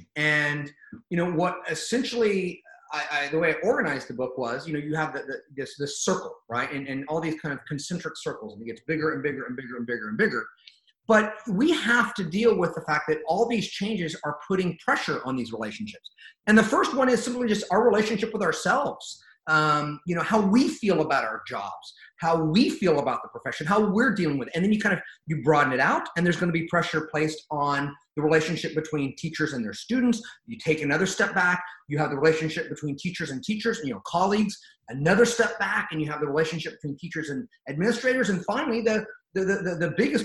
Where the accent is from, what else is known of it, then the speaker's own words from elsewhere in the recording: California, United States; I'm from California